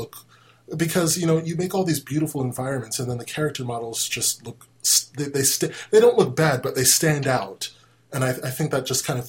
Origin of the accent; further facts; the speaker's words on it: Orlando, Florida, United States; my hometown in Orlando